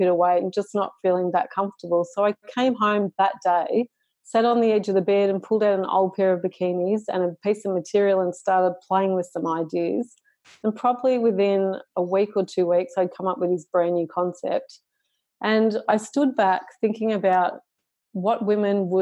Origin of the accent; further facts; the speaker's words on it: Shepparton, Victoria, Australia; I was born in Shepparton in regional Victoria